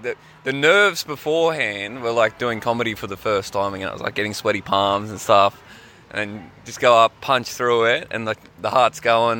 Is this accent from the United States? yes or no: no; Townsville, Queensland, Australia; now in Melbourne, Australia; I'm from Townsville, and I'm not just like a bogan from Townsville.